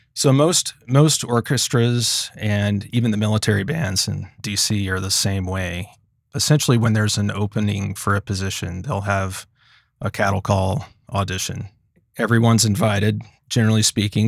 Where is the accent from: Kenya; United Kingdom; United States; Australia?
United States; Commerce, Texas; I grew up in a small town in Texas called Commerce, and Commerce is about seventy miles northeast of Dallas.